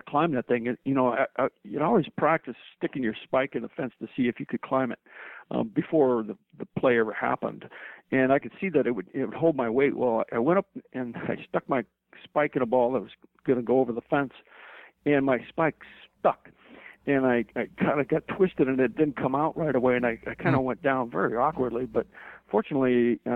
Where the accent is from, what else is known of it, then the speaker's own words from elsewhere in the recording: Chicago, Illinois, United States; I was born in Chicago, and I used to go to Comiskey quite a bit as a kid